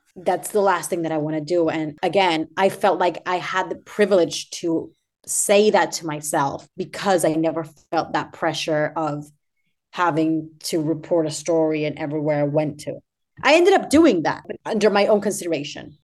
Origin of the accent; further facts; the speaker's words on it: Argentina; moved away; I am from Argentina, by the way, so my back home is twelve thousand miles away from where, where I'm at right now